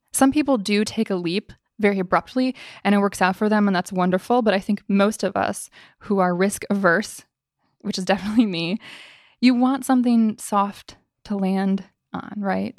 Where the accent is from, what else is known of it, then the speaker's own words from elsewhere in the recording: Midwest, United States; moved away; I came from the Midwest